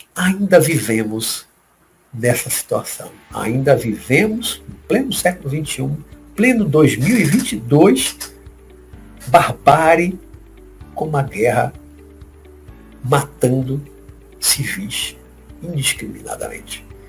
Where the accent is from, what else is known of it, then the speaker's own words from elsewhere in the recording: Salvador, Bahia, Brazil; daqui da Bahia, minha terra, minha cidade, daqui de Salvador